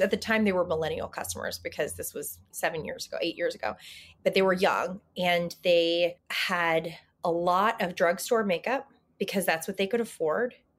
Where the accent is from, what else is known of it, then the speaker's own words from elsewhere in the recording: the South, United States; I'm from the South.